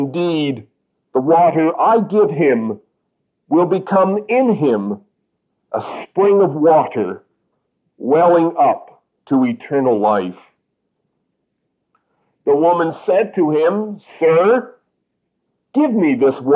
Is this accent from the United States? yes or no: no; Canada; I am a Canadian